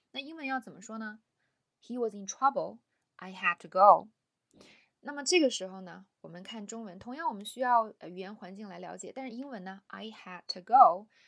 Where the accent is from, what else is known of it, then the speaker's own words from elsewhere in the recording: China; 我作为一个中国人，或，呃，尤其是教英文的老师